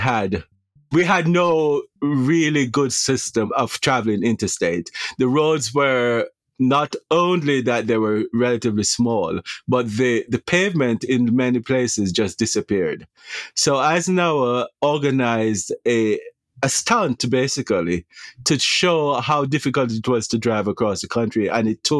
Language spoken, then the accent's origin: English; Jamaica; moved away as an adult; now in United States; So I am a Jamaican native